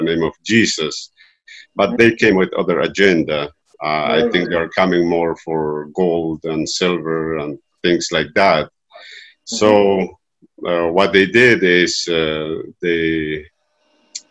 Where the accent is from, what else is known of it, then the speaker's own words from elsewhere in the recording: Andes, Peru; I am from Peru